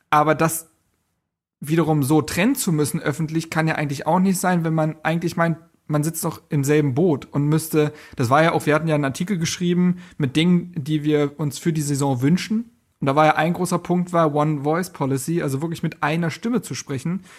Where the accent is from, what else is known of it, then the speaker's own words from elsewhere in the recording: Berlin, Germany; ich habe mich als Berliner auch sehr verstanden gefühlt.